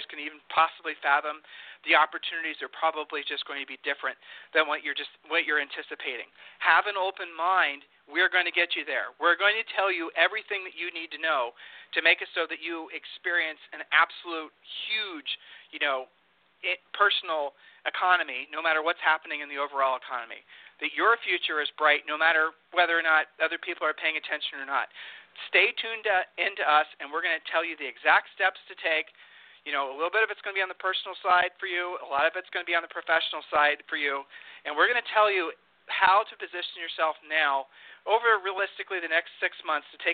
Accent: Texas, United States; my home state here. Houston

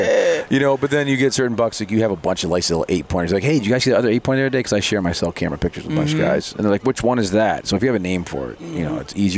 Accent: New York, United States; I'm from New York

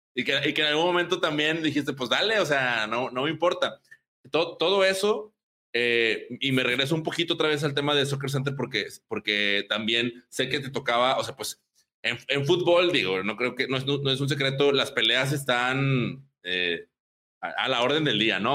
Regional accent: Apodaca, Nuevo León, Mexico; ambos crecimos en Apodaca

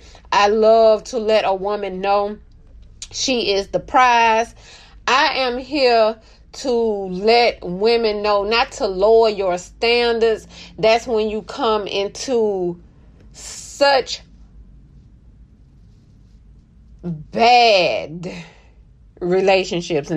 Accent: Mobile, Alabama, United States; I'm from Mobile, home of the Mardi Gras

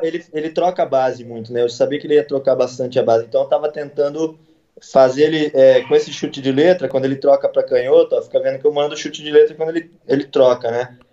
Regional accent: Campinas, São Paulo, Brazil; Eu sou do Dick, né, aqui de Campinas. O Dick é um bairro, porra, eu era quebrada, né? Quando eu, eu cresci quebrado

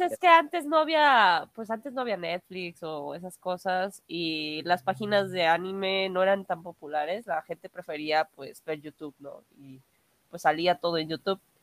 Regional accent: Mexico; soy cosplayer de México

